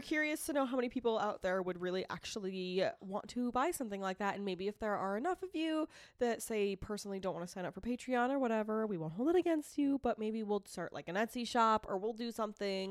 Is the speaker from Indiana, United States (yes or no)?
no; Boston, Massachusetts, United States; accent: Boston; also born or lived in Rochester, New York; I am a Bostonian that was born, born in New York